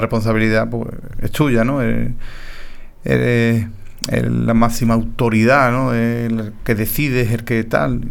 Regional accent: Paterna, Spain; alcalde de mi pueblo, como así lo fue mi padre

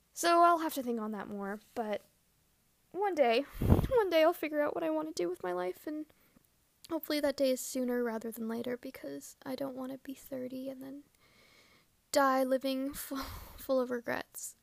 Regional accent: Canada; growing up in Canada

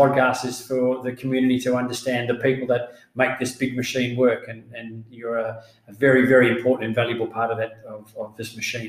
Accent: Australia; moved away; I'm from Australia

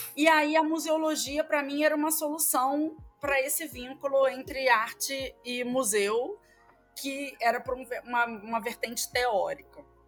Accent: Rio de Janeiro, Brazil; accent: carioca; now in Maranhão, Brazil; carioca, como não conseguiria esconder, mesmo que se eu quisesse, pelo meu sotaque

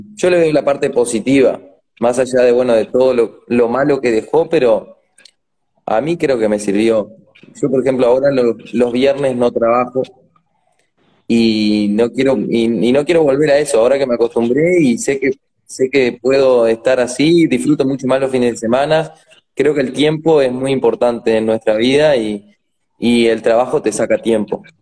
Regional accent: Treinta y Tres, Uruguay; also born or lived in Maldonado, Uruguay; Desde, sí, desde que nací acá

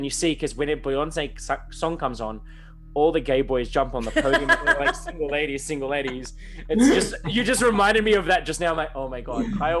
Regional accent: Melbourne, Victoria, Australia; So I'm from Melbourne

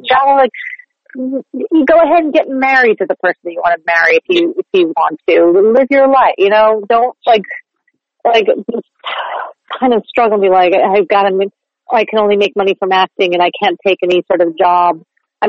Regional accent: Chatham Township, New Jersey, United States; moved away as an adult; now in New York, United States; I grew up in New Jersey. Not quite far away in Chatham Township

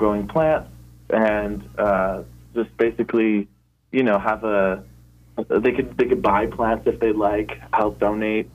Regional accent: Oxnard, California, United States; I grew up in Oxnard my whole

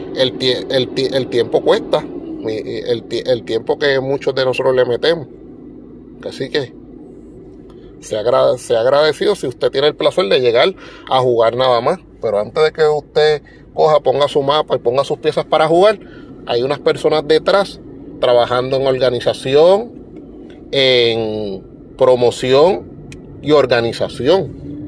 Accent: Puerto Rico; nosotros somos parte de los Estados Unidos, pero no somos continentales

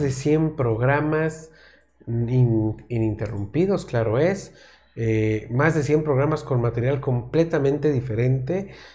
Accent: Mexico; todas las personas que somos de México

